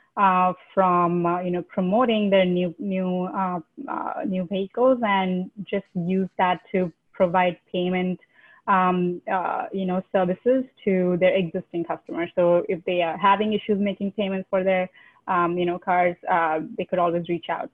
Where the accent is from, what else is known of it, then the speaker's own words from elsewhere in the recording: India; moved away as an adult; I'm originally from India